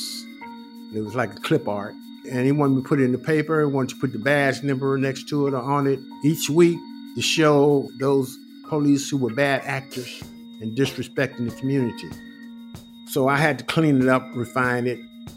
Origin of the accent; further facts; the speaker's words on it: San Francisco, California, United States; also born or lived in Grand Rapids, Michigan; I was born in Grand Rapids, Michigan, 1943. Came to San Francisco in 1951 because I had asthma as a child.